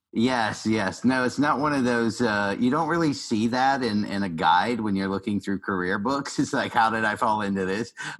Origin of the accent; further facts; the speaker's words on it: Asheville, North Carolina, United States; I, am a Southern boy. I grew up in Asheville, North Carolina